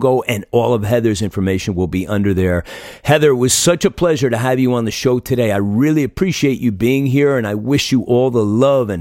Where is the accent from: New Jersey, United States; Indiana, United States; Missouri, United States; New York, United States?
New Jersey, United States; my home state of New Jersey